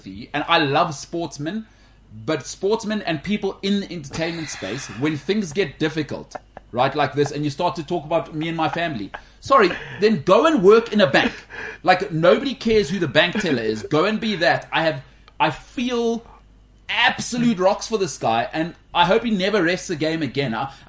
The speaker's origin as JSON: {"language": "English", "region": "Harare", "country": "Zimbabwe", "said": "I'm from Harare. Yeah, I've seen things."}